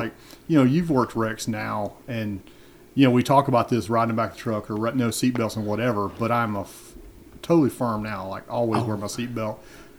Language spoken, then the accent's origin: English; Fayette County, Georgia, United States; also born or lived in New Mexico / Carrollton, Georgia; But Fayette County, my family moved to Fayette County in like 1820. Oh, wow. So deep history there. That's where we farmed and grew up.